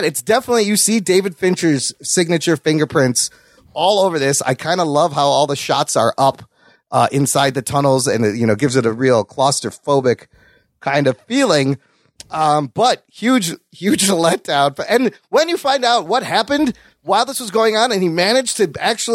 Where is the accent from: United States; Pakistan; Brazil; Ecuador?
Pakistan; I'm Pakistani